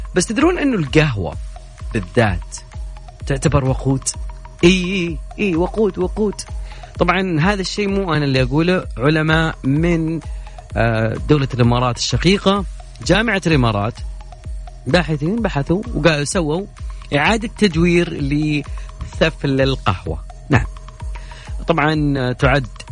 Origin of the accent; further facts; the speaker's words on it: Saudi Arabia; عندنا في المملكة العربية السعودية